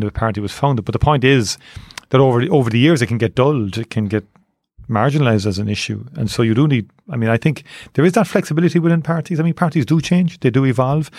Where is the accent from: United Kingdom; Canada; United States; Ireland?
Ireland; Cork, Munster; I grew up in Torino's class, I joined Neiman Rangers when I was eight years of age